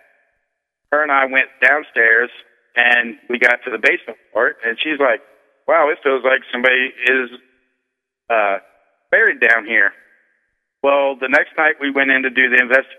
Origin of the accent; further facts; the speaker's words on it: New Orleans, Louisiana, United States; moved away as an adult; now in Wellsburg, United States; I grew up in New Orleans